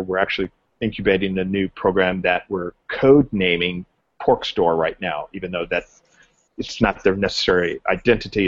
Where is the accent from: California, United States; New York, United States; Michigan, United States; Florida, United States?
California, United States; Southern; I grew up in Southern California